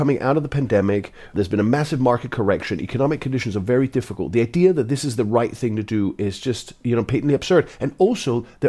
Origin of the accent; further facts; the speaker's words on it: Denmark; accent: London accent; moved away as an adult; now in London, United Kingdom; So I was born in Denmark. My parents were Polish Jewish refugees, and I came here in the late 90s, and I've just stayed. And the truth is, I came to London...